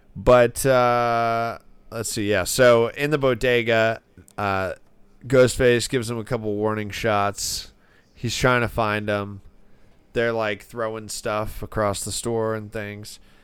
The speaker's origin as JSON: {"language": "English", "region": "Florida", "country": "United States", "said": "I'm from Florida"}